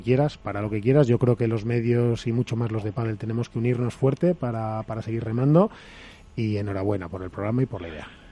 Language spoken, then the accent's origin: Spanish; Madrid, Community of Madrid, Spain; los que somos de Madrid